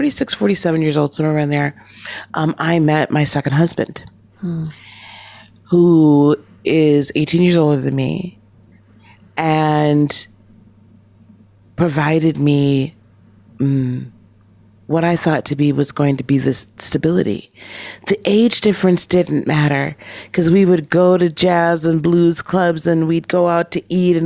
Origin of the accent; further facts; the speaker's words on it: Wisconsin, United States; also born or lived in Chicago; I'm from Wisconsin